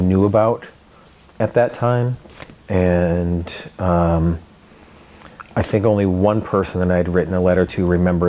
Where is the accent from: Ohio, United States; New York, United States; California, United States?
New York, United States; Finger Lakes area of; moved away as an adult; also born or lived in Oregon; now in McMinnville, United States; I grew up in the Finger Lakes area of New York